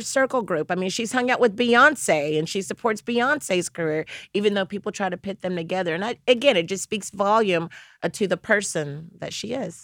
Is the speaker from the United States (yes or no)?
yes; the South, United States; I'm from the South